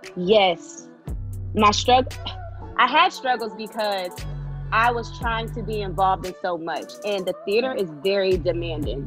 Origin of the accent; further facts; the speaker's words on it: Tallahassee, Florida, United States; moved away as an adult; also born or lived in Rochester, New York; now in Atlanta, United States; I'm originally from Rochester, New York, but I grew up in Tallahassee, Florida.